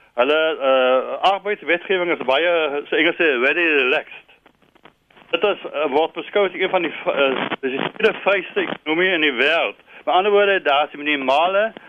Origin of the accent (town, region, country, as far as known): South Africa